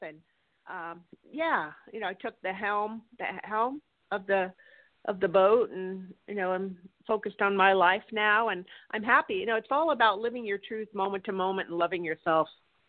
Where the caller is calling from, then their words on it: California, United States; I'm calling from California.